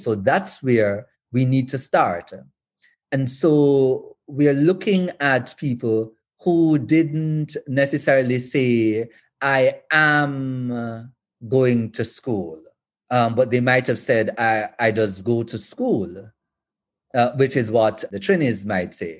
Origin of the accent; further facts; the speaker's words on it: Western Jamaica, Jamaica; I'm from Western Jamaica.